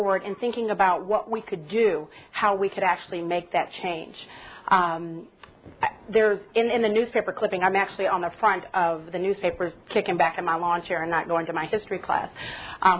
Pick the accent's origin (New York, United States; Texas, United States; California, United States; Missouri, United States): California, United States; Pasadena; I grew up in Southern California in Pasadena.